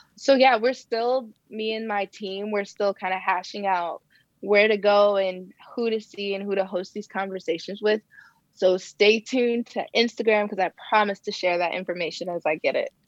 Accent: Ohio, United States; now in Bay Area, California, United States; where I grew up in Ohio

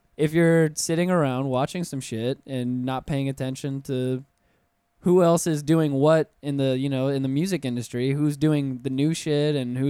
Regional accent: Pensacola, Florida, United States; now in Orlando, United States; I'm from Pensacola.

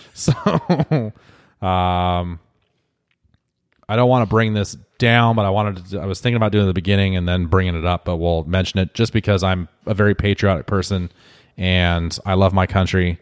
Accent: United States; being an American

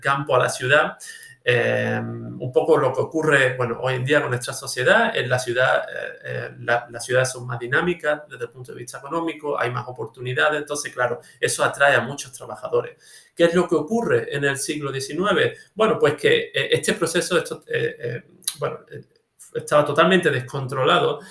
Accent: Olvera, Andalusia, Spain; de mi pueblo, Olvera, en la Sierra de Cádiz

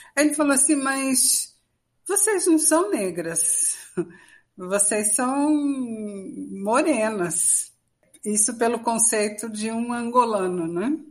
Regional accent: Brazil; todos nós somos é, brasileiros

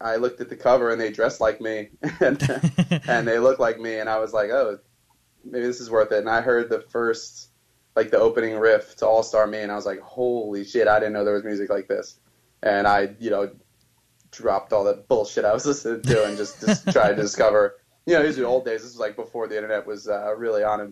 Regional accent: New Jersey, United States; I'm from New Jersey

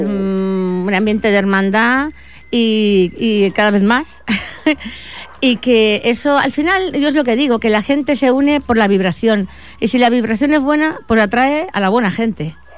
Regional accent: Catalonia, Spain; yo, soy de aquí, catalana, soy mm, de ese mestizaje, ¿no? de todos esos andaluces que, se desperdigaron por el mundo

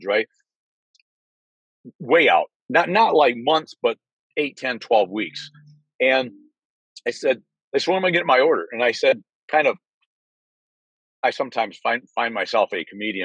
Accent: Michigan, United States; moved away as an adult; now in Naples, Florida, United States; I was born and raised in Michigan

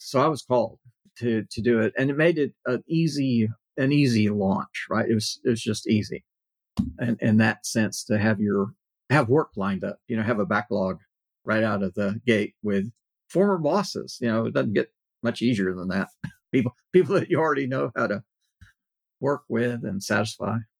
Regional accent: Corpus Christi, Texas, United States; I was in uh, South Texas, Corpus Christi, which is not that large a, a city

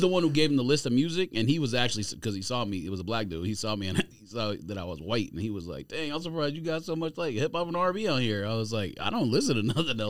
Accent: California, United States; And then I had like my best friend growing up in California.

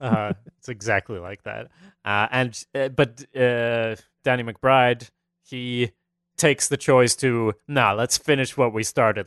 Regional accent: Sweden; I'm from Sweden

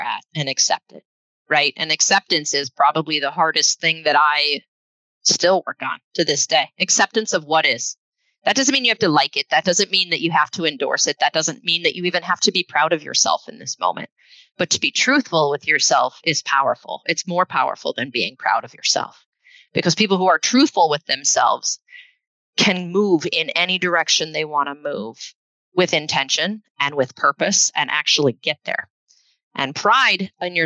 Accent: Northeast Iowa, United States; also born or lived in Minnesota; now in Seattle area, United States; I hail from the Midwest. I grew up in Northeast Iowa

